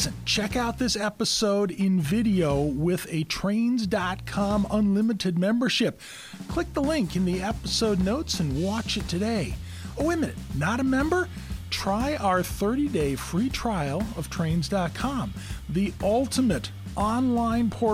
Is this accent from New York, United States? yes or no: no; Maryland, United States; I grew up down in Maryland